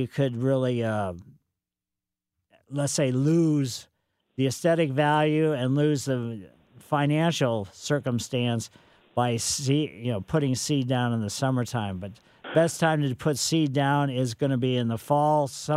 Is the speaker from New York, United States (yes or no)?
no; Ellisville, Missouri, United States; growing up in Ellisville, had quite a fun time with the beagles in our yard